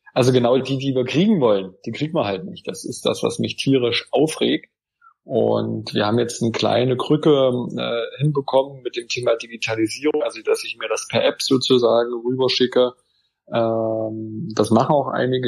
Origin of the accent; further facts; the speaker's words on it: Wittenberg district, Saxony-Anhalt, Germany; ich bin ja aus dem Landkreis Wittenberg